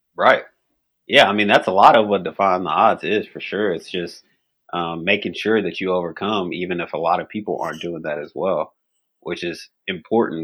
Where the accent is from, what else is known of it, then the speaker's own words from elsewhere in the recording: Bowling Green, Kentucky, United States; where I grew up in Bowling Green, Kentucky